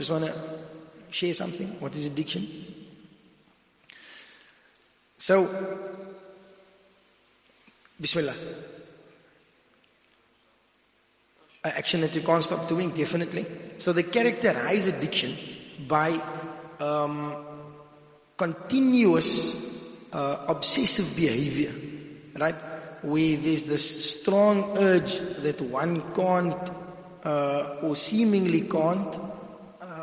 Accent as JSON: {"language": "English", "town": "Cape Town", "region": "Western Cape", "country": "South Africa", "said": "I'm from Cape Town"}